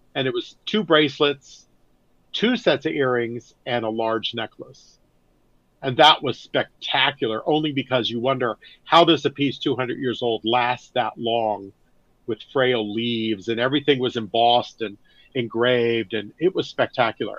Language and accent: English; Northern California, United States; I grew up in Northern California